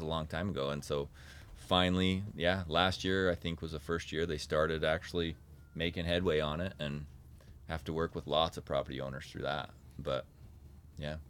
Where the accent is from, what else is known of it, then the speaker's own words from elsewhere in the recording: North Ogden, Utah, United States; I grew up in North Ogden, so I grew up playing in Coldwater Canyon.